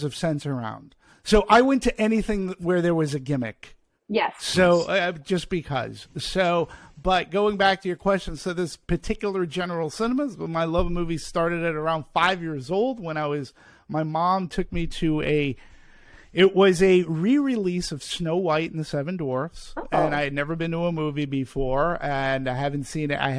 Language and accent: English; Peabody, Massachusetts, United States; moved away; I'm from Peabody, to be specific, about Boston, which is about 20 miles north of Boston